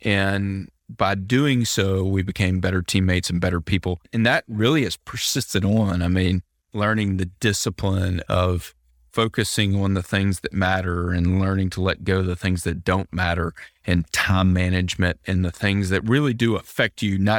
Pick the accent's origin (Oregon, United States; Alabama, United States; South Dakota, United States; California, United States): Alabama, United States; Mobile; now in Birmingham, United States; So yeah, I grew up in Mobile. I'm a water guy. I miss it.